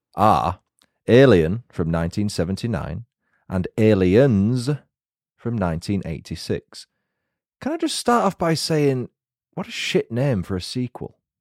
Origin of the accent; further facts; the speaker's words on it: Yorkshire and the Humber, United Kingdom; accent: Yorkshire; I'll probably put on my Yorkshire accent a little bit more, which I naturally do around people from God's own county